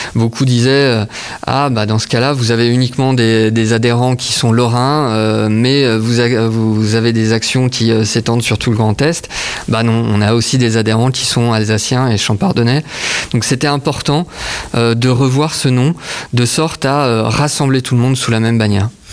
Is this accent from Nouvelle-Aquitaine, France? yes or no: no; Saint-Dié-des-Vosges, Grand Est, France; also born or lived in Nancy; je suis de Saint-Dié-des-Vosges